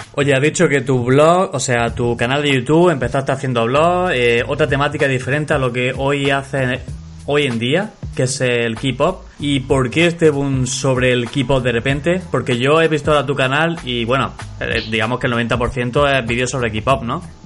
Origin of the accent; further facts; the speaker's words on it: Andalusia, Spain; yo soy andaluz, ¿vale? Soy andaluz.